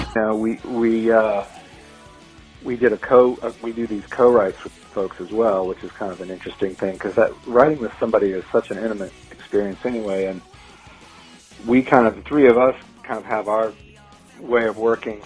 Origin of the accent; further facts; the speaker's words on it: Baton Rouge, Louisiana, United States; moved away as an adult; now in Atlanta, United States; I grew up in Louisiana, but I moved to Atlanta uh, right out of high school